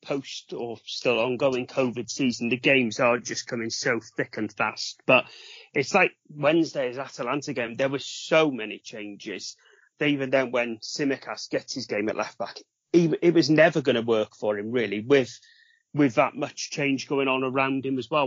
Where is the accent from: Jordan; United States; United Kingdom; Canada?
United Kingdom; Wales; being a Welshman